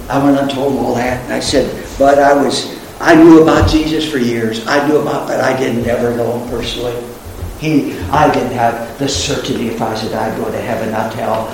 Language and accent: English; Spokane, Washington, United States; I was in Spokane, Washington, my hometown. I'm a Westerner. I was raised out in Washington State